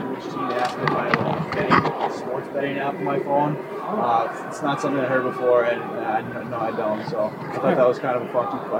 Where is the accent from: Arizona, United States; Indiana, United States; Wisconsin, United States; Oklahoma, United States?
Arizona, United States; growing up in Arizona, that's where I kind of started hockey